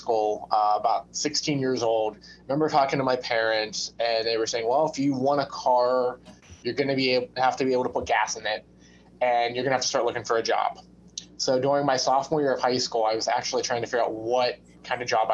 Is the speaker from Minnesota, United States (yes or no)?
no; Pittsburgh, Pennsylvania, United States; also born or lived in West Virginia; I'm born and raised in Pittsburgh. Other than the time I spent at medical school, I've lived in Pittsburgh my whole life.